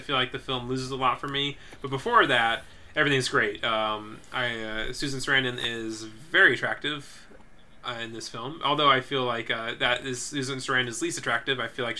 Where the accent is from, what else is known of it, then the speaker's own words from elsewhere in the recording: Pekin, Illinois, United States; the great, Pekin Video Library in my hometown